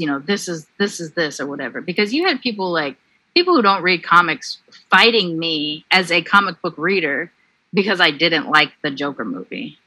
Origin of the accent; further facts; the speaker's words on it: Long Beach, California, United States; I grew up in Long Beach